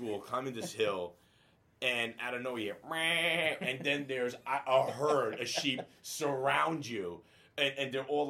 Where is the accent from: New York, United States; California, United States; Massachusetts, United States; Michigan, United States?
New York, United States; Brooklyn; born there; also born or lived in Italy; Believe it or not, when I moved to the United States, even though I was born in Brooklyn, I had to learn how to read and write in English.